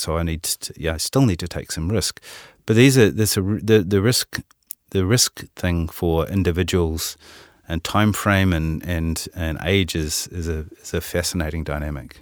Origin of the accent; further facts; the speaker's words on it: Auckland, New Zealand; accent: Kiwi; you probably can tell from my accent, I'm a Kiwi. Uh, I was born in Auckland